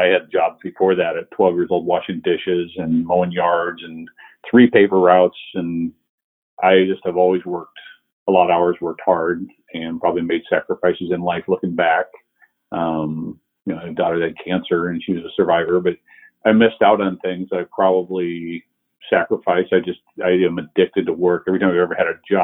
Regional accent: Omaha, Nebraska, United States; I was born and raised in Omaha, Nebraska

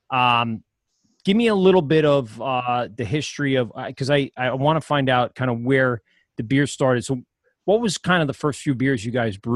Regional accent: Amityville, New York, United States; also born or lived in Maryland; I grew up in Amityville

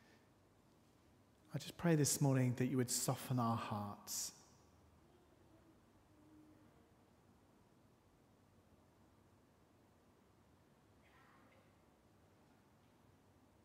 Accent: Yorkshire and the Humber, United Kingdom; moved away; where I was born in Yorkshire. One of the places I was growing up, we lived in, was just on the edge of the Yorkshire Dales

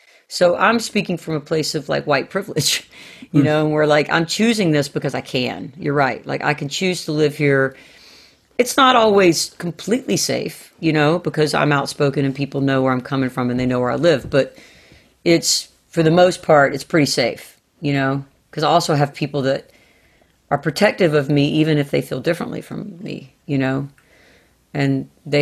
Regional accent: Southern United States, United States; I mean, I am a Southerner like to the core.

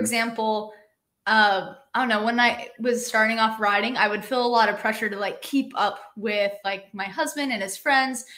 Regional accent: Utah, United States; moved away as an adult; now in Bellingham, United States; I grew up in Utah

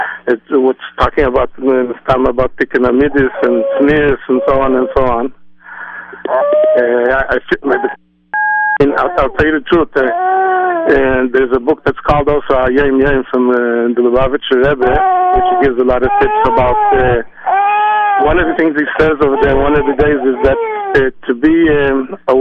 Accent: Israel; I'm not from Brooklyn. I'm from Eretz Yisrael.

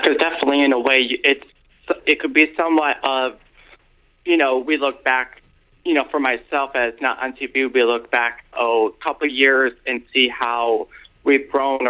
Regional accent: New York, United States; now in St. Petersburg, United States; I'm from currently I'm originally from New York, but I live in St. Petersburg, Florida.

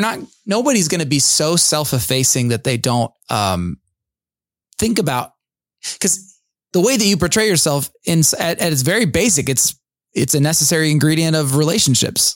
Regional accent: United States; we as American evangelical suburbanite Christians

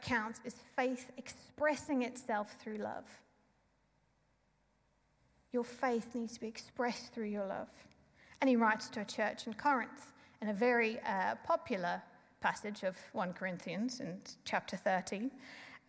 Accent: South Africa; being South African

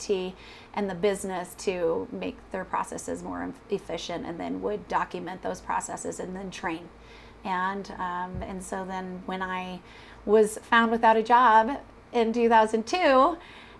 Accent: Mount Pleasant, Michigan, United States; now in Colorado, United States; Originally from a little town called Mount Pleasant, Michigan

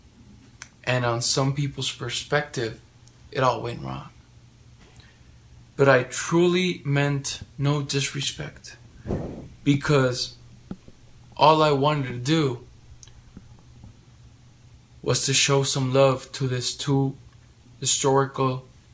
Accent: Calexico, California, United States; also born or lived in Mexicali, Baja California, Mexico; I was studying my elementary school September 11, 2001, in Calexico, California

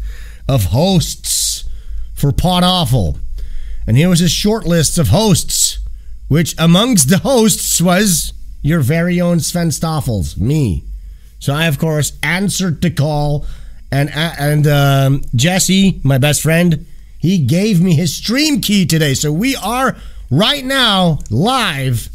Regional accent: Amsterdam, North Holland, Netherlands; I'm from the Netherlands, guys. I'm from Amsterdam

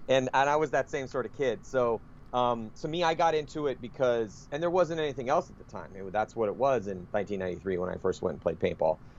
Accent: San Diego, California, United States; I grew up in San Diego

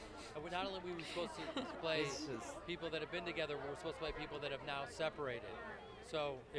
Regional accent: Chicago, Illinois, United States; And she's from Cleveland, I'm from Chicago.

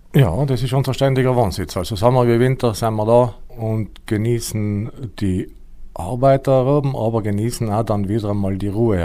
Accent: Tschars, Trentino-Alto Adige, Italy; now in Schwangau, Germany; Ich komme aus Chars, das ist im Finchgau, uh, unweit von Meran, 20 Kilometer uh, von Meran Richtung Reschenpass

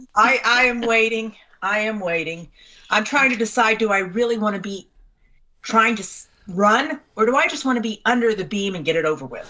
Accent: Missouri, United States; I'm from Missouri

